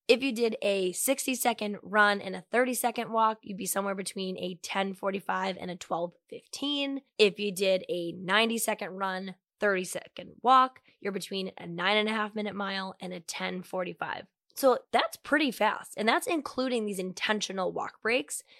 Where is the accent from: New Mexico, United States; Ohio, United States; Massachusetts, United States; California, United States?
Massachusetts, United States; Medford; born or raised there